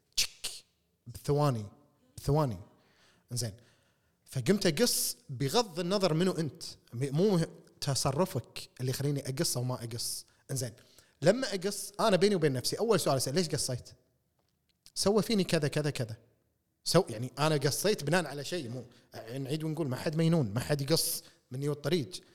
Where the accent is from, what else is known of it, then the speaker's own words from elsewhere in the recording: Kuwait; احنا ككويتيين